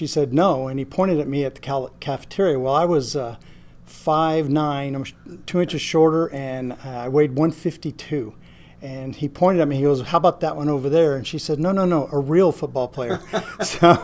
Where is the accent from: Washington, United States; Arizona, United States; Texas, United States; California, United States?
California, United States; French Camp; moved away; also born or lived in Roswell, New Mexico / Spearfish, South Dakota; I was raised in California, a little town about the size of Van Alstine called French Camp.